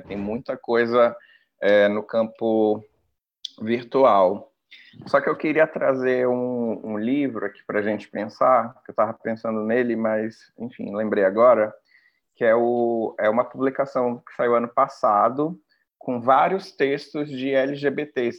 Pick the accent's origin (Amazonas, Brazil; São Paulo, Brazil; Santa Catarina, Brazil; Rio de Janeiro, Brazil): Amazonas, Brazil; Parintins; also born or lived in Manaus; eu nasci em Manaus, mas me criei no, em, no, em Parintins, no interior, em escola pública, et cetera, né? E aí depois eu retorno pra Manaus